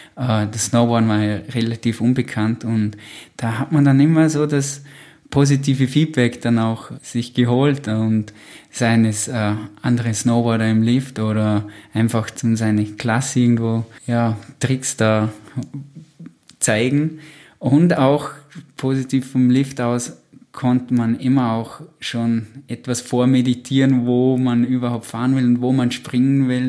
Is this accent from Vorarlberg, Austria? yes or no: yes; Au, Vorarlberg, Austria; Ja, also ich bin in Au aufgewachsen. Das ist im ähm, Hinterbringzer Wald.